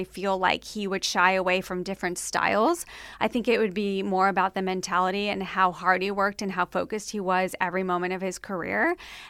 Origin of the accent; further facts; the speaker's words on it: United States; as an American